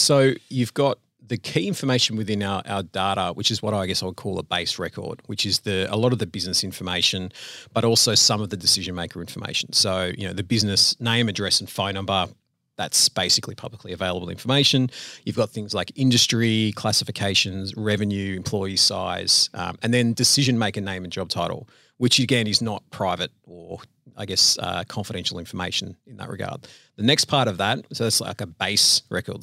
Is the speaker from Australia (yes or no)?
yes; Sydney, New South Wales, Australia; moved away as an adult; now in Melbourne, Australia; So, uh, I grew up in Sydney, born and raised in Sydney